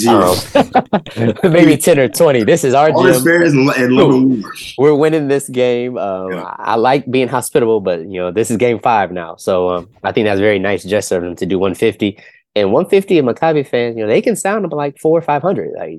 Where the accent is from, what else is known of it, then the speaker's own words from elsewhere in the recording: Ohio, United States; I'm from Ohio